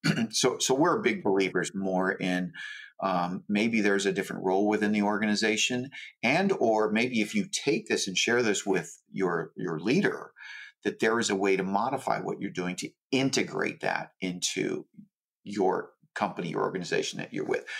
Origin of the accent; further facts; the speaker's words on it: Hawaii, United States; I grew up in Hawaii, um, very poor